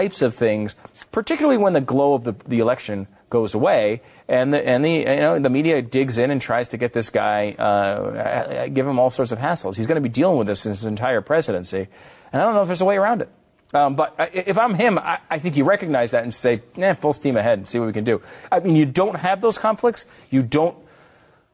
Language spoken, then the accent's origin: English; United States; as an American